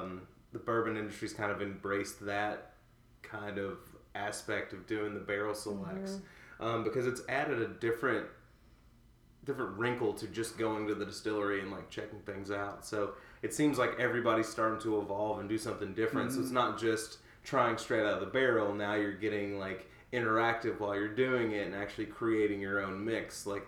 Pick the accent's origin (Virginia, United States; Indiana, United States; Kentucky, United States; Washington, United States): Kentucky, United States; Loretto; my hometown's kind of on the forefront of doing something innovative.